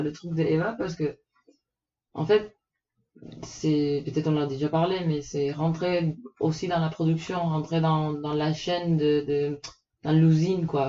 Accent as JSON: {"language": "French", "country": "Puerto Rico", "moved": "yes", "said": "Je viens de Porto Rico, une petite île aux Caraïbes"}